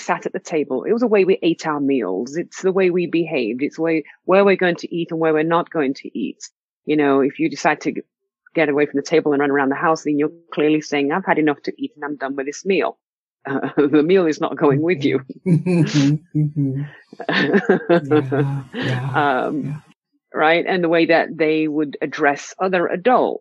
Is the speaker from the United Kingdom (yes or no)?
yes; England, United Kingdom; as a child growing up in England from a very, very early stage